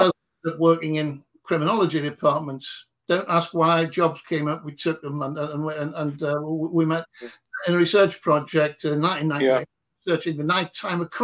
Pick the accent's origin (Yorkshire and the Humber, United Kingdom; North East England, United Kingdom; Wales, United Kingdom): North East England, United Kingdom; Newcastle upon Tyne; also born or lived in Consett; I'm from Newcastle